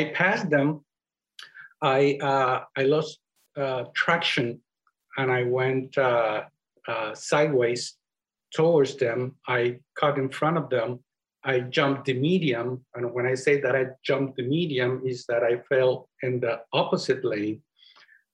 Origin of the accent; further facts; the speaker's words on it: Puerto Rico; accent: Spanish; first language Spanish; English is a second language; moved away; That's where I come from. So, and that's where you can hear my Spanish accent, which, by the way, because English is not my primary language